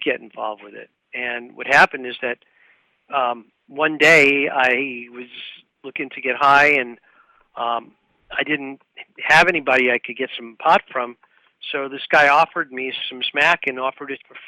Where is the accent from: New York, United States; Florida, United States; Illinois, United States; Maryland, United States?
New York, United States; New York City; I was born in Brooklyn, New York, and I was raised in what I would call a middle-class family environment